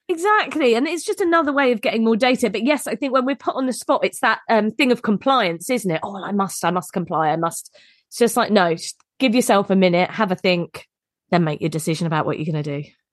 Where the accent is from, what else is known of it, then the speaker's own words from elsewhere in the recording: United Kingdom; we're very British